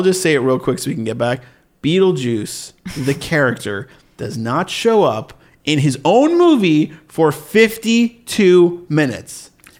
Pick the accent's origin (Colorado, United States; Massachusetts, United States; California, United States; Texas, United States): Massachusetts, United States; Sharon; Massachusetts, baby.